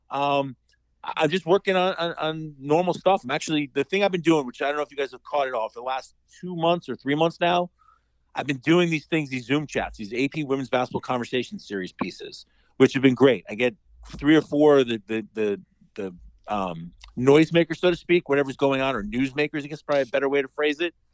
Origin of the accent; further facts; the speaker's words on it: New York, United States; and being a New Yorker, I'm used to snow it's no joke.